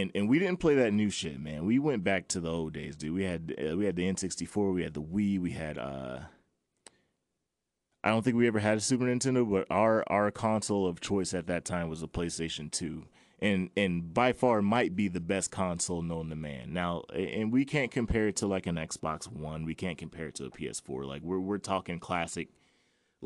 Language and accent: English; North Charleston, South Carolina, United States; Born at MUSC Hospital. North Charleston, man. Grew up down there.